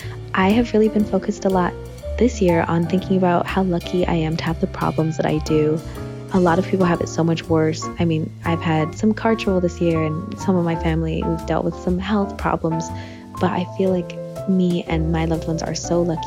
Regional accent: Phoenix, Arizona, United States; I'm originally from Phoenix.

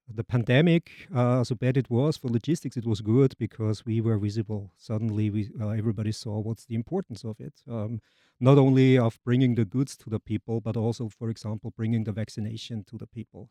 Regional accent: Vienna, Austria; moved away as an adult; also born or lived in Germany / Denmark; now in Jacksonville, United States; I'm from Austria, native Austrian, from Vienna

